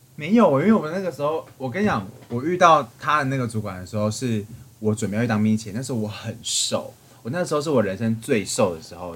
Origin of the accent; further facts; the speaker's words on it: southern Taiwan, Taiwan; 我是南部的小朋友